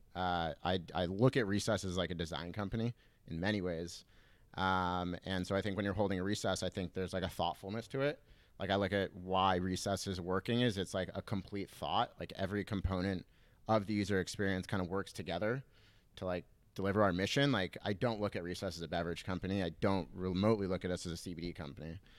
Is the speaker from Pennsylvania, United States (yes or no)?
no; Southern California, United States; I grew up in Southern California, uh, in a little beach town